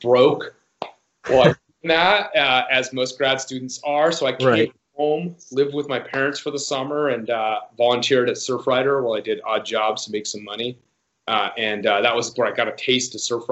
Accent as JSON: {"language": "English", "town": "Laguna Beach", "region": "California", "country": "United States", "tie": "born or raised there", "said": "I grew up on the coast in Southern California and Laguna Beach"}